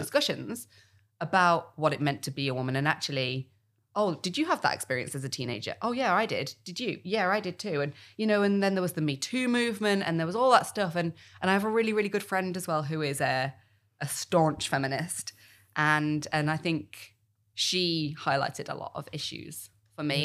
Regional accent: United Kingdom; I'm also British

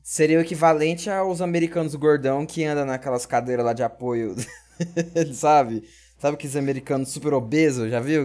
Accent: Brazil; nós, como brasileiros

